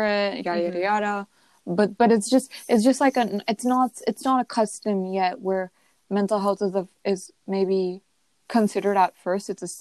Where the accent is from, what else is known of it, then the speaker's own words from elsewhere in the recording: United States; us as Indian Americans